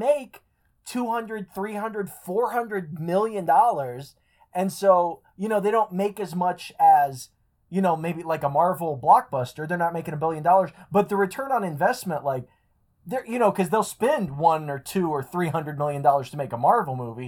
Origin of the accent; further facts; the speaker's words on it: Bloomington, Indiana, United States; I grew up in Bloomington, Indiana